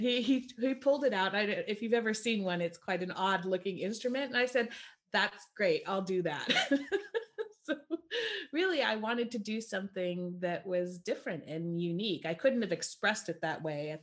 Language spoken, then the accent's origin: English; California, United States; moved away as an adult; also born or lived in East Coast of the US; I grew up in California